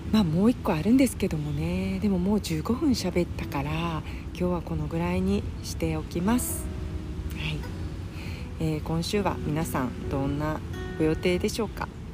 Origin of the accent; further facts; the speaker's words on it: Kansai, Japan; moved away; 関西人として